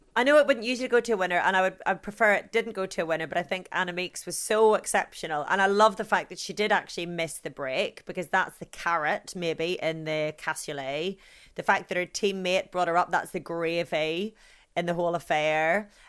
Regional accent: Ireland; being Irish

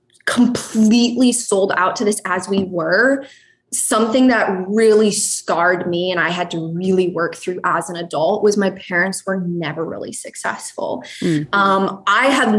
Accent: Montana, United States; I grew up in Montana

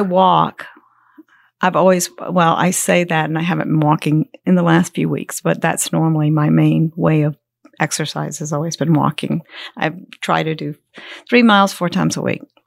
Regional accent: Columbia, South Carolina, United States; now in Gold Hill, United States; I was born in Columbia, South Carolina

